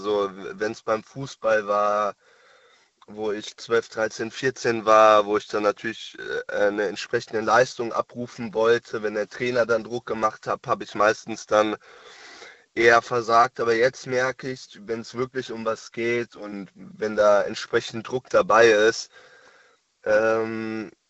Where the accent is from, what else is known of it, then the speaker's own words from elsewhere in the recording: Frankfurt, Hesse, Germany; Äh, aus Frankfurt.